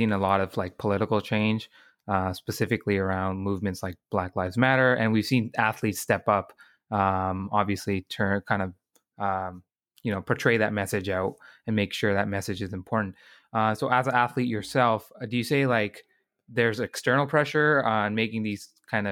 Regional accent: Canada; as Canadians

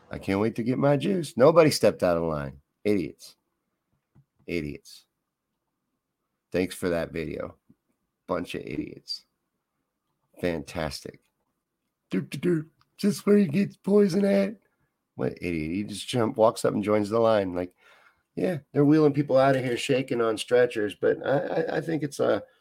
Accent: Midwest, United States; but we're from the Midwest.

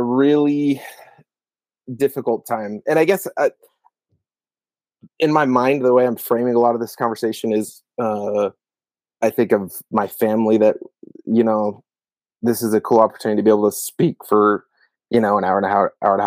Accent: Gilbert, Arizona, United States; I grew up in Gilbert, Arizona

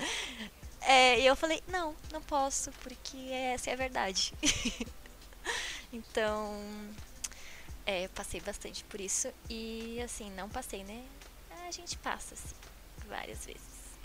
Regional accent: Paranaguá, Paraná, Brazil; moved away as an adult; now in Curitiba, Brazil; eu sou de Paranaguá. Então, quando eu decidi vir pra cá, pra começar a minha carreira profissional, porque lá na minha cidade é bem difícil essa área

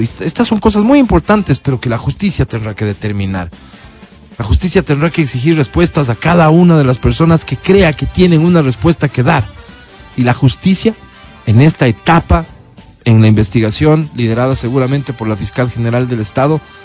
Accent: Ecuador; como ecuatorianos

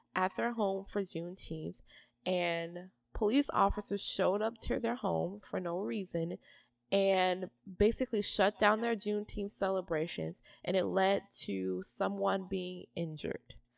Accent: Atlanta, Georgia, United States; I'm from Atlanta, Georgia

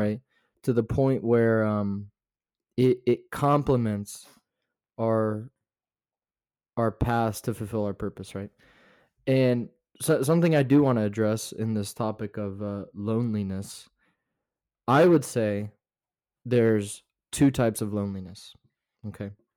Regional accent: Florida, United States; also born or lived in North Carolina; now in Utah, United States; I was born in North Carolina, but I was raised in Florida, um, way down south

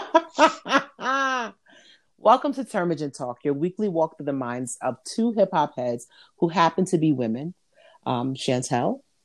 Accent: New York, United States; I'm from New York

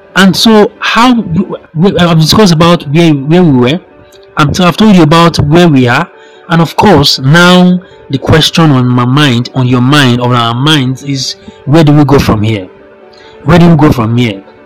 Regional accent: Nigeria; I'm a Nigerian.

